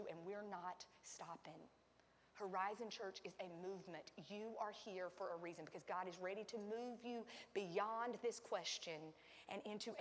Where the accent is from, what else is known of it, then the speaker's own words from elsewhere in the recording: Sandy Ridge, North Carolina, United States; I was raised in Sandy Ridge, North Carolina. We say holler.